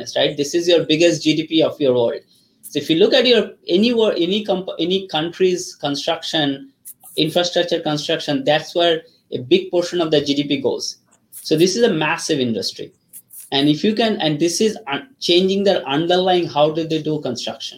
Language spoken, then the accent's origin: English; Kolkata, West Bengal, India; first language Bengali; English is a second language; moved away as an adult; also born or lived in Ranchi, India; now in United States; I grew up in India, Calcutta